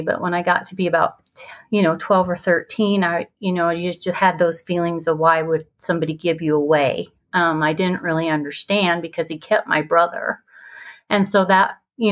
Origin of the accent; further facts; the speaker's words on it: Idaho, United States; now in Utah, United States; I was born and raised in Idaho. It's about 3 hours from here in a special little place called the Magic Valley